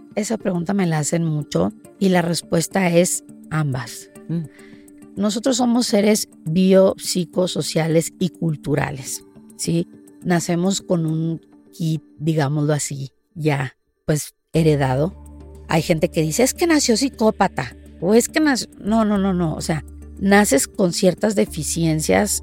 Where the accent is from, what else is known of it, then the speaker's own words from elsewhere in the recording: Mexico; moved away; el poder llegar a mi país y el poder hacer investigación en mi país